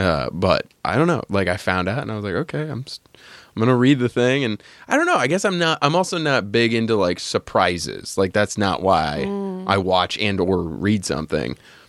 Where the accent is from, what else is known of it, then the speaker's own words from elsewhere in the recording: New Hampshire, United States; moved away; when I was growing up in New Hampshire, it was woods.